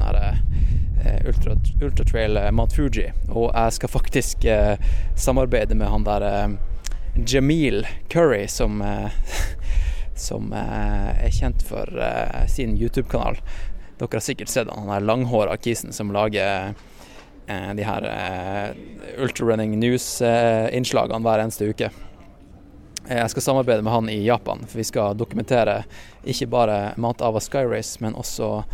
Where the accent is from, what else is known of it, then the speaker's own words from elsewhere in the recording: Norway; som nordmenn